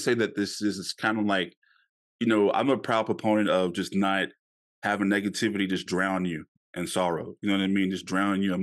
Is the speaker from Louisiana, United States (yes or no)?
yes; Louisiana, United States; I grew up in Louisiana